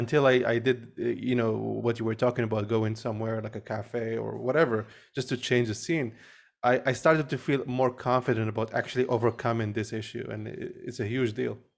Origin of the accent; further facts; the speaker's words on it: Morocco; I grew up in Morocco